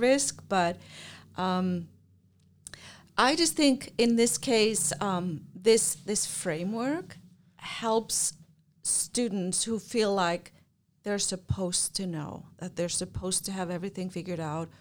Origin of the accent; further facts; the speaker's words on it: Iceland; moved away as an adult; I grew up in Iceland